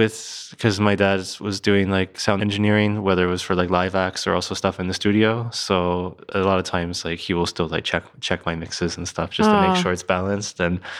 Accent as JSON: {"language": "English", "town": "Philadelphia", "region": "Pennsylvania", "country": "United States", "tie": "born there", "also_born_or_lived": "New Jersey / New York", "said": "I was born in Philadelphia and I moved around a lot as a kid. And then I was living like in New Jersey, just outside of Philadelphia."}